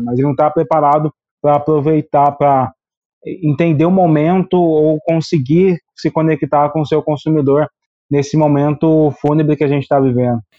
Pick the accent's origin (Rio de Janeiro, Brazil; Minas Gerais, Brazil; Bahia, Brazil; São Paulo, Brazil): São Paulo, Brazil; interior of; eu sou aqui do interior de São Paulo